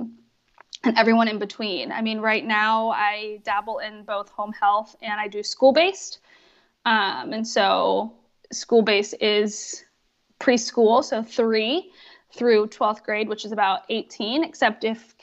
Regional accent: Pennsylvania, United States; moved away as an adult; also born or lived in California; I moved across the country from California back to Pennsylvania where I grew up.

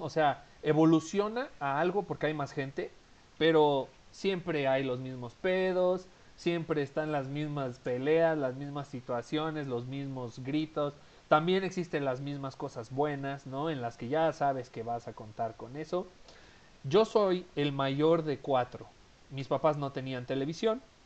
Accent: Mexico City, Mexico; moved away; Mi familia vive en Ciudad de México, de donde yo soy originario. Yo actualmente no vivo en Ciudad de México

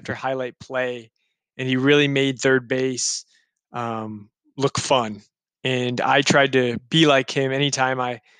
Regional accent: Chicago, Illinois, United States; Growing up in Chicago in the 90s

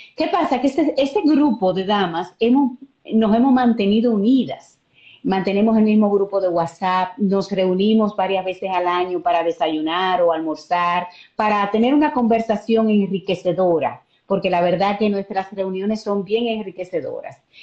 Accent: Azua, Dominican Republic; yo soy de Asua

